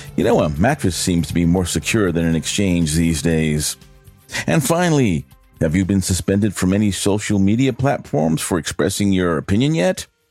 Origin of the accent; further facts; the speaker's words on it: New York, United States; moved away; also born or lived in Rome, New York; my home state, which is New York